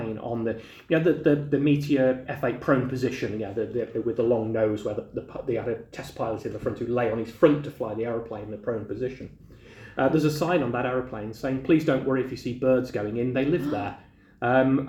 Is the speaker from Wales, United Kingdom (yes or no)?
no; West Midlands, United Kingdom; I grew up in the Midlands